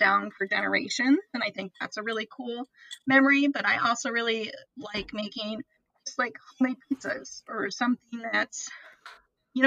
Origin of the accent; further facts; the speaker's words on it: South Haven, Michigan, United States; I'm from South Haven, Michigan